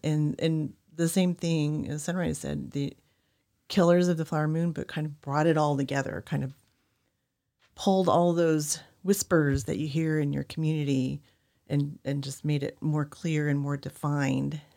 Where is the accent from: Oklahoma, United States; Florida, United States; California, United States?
Oklahoma, United States; I grew up in Oklahoma